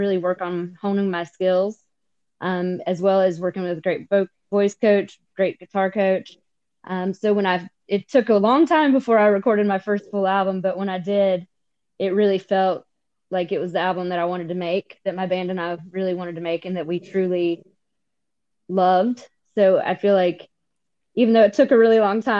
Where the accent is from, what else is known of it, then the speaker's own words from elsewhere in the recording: Spartanburg, South Carolina, United States; I'm originally from Spartanburg, South Carolina